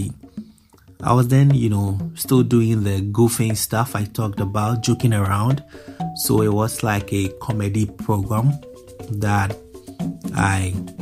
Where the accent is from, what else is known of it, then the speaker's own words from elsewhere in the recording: Accra, Greater Accra, Ghana; also born or lived in Ashanti Region, Ghana; I was born in Ghana's capital, Accra